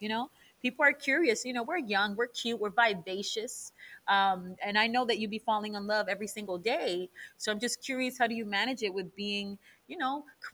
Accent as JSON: {"language": "English", "town": "New York City", "region": "New York", "country": "United States", "tie": "born or raised there", "said": "growing up in the Heights"}